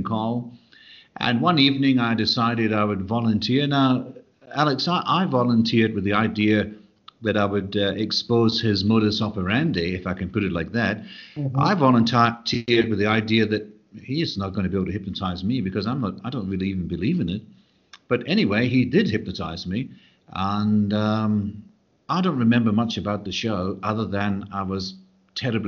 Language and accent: English; Glasgow, Scotland, United Kingdom; being a Glaswegian.